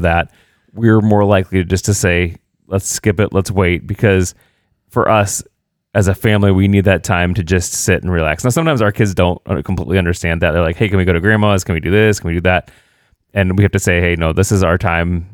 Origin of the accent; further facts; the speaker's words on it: Indiana, United States; moved away; also born or lived in Illinois; I'm actually from Indiana